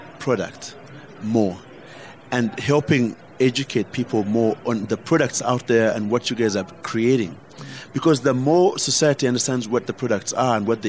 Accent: Uganda; moved away; I fought back as a Ugandan

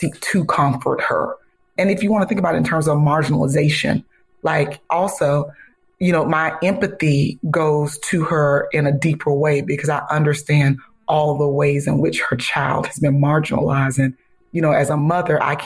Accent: Ocala, Florida, United States; I'm from Ocala, Florida, and I went to FAMU

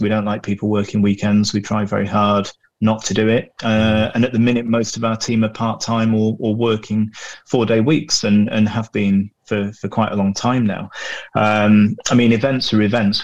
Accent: Glossop, East Midlands, United Kingdom; small, damp, inbred mill town that's my hometown out in the Pennines on the edge of Manchester in the, in the Peak District called Glossop

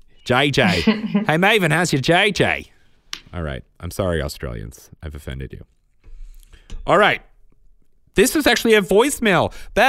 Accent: Pennsylvania, United States; I'm from Southeast Pennsylvania, sort of in between Reading and Philly

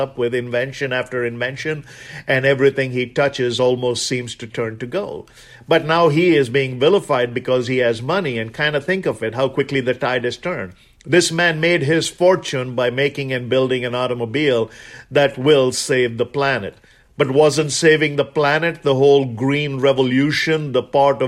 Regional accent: India; moved away as an adult

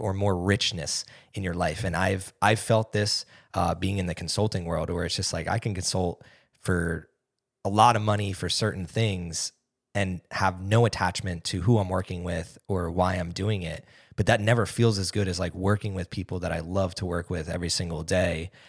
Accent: East Coast, United States; moved away; I grew up on the East Coast

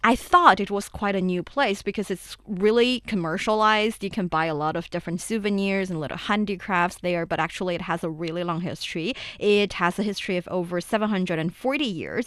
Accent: Shaanxi, China; my hometown, Shenxi Province, and also Shanxi Province

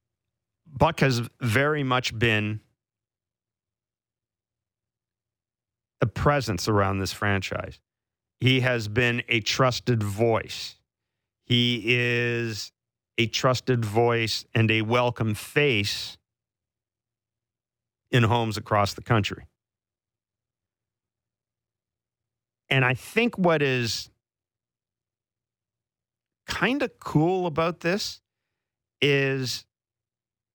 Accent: southern Manitoba, Canada; moved away; my hometown in southern Manitoba

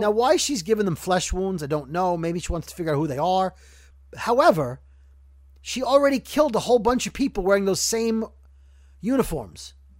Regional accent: Brooklyn, New York, United States; growing up in Brooklyn

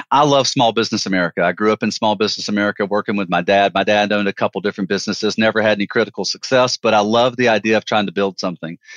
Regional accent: Alabama, United States; I'm a Southern guy, Joe. I'm a Southern guy.

